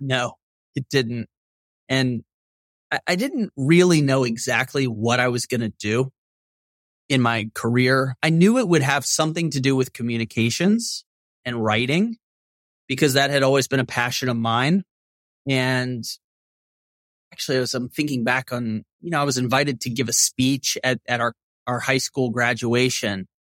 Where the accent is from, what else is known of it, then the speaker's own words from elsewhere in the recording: Shreveport, Louisiana, United States; growing up in Northwest Louisiana